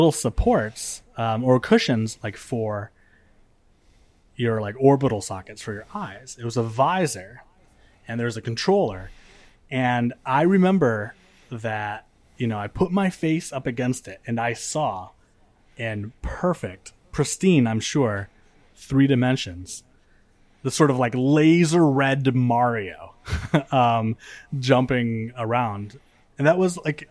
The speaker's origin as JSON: {"language": "English", "region": "Michigan", "country": "United States", "tie": "born or raised there", "moved": "yes", "said": "So I grew up in Michigan, and in Michigan we have basements"}